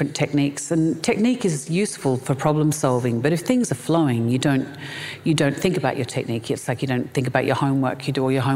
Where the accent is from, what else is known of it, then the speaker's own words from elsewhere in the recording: Melbourne, Victoria, Australia; I was born and raised in Melbourne, Australia